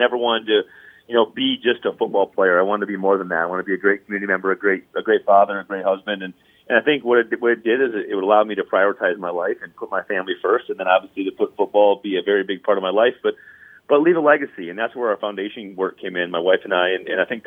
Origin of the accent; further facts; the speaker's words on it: South Dakota, United States; now in Minnesota, United States; I grew up in South Dakota as a Duck Duck Goose fan